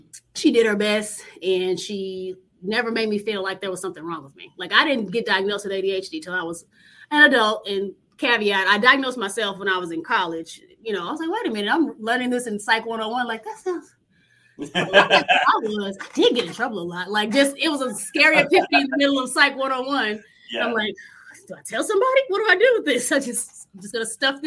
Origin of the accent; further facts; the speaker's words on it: Dallas, Texas, United States; growing up in Oak Cliff, it's a lower middle class neighborhood.